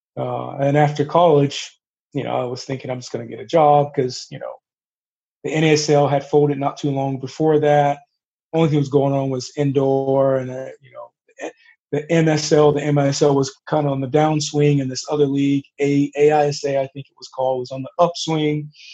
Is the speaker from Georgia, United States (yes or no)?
yes; Atlanta, Georgia, United States; I grew up in Atlanta, so we are living in Atlanta, Georgia